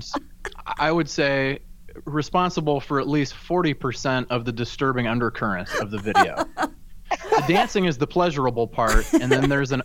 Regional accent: Omaha, Nebraska, United States; moved away; my hometown of Omaha, Nebraska

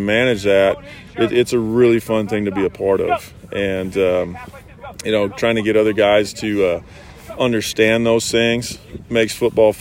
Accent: Midwest, United States; I grew up in the Midwest

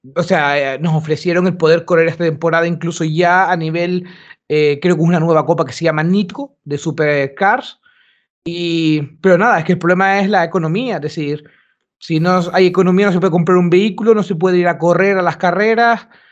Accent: Gran Canaria, Canary Islands, Spain; now in Sweden; nosotros somos de Gran Canaria

